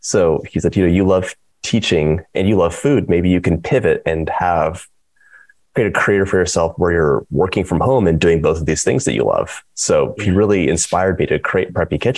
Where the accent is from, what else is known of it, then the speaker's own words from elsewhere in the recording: Los Angeles, California, United States; moved away; also born or lived in East Coast, United States; I'm from Los Angeles, and we moved to the East Coast.